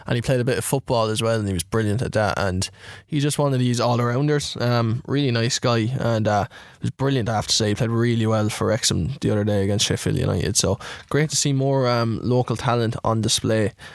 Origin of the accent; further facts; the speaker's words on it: Ireland; I'm Irish.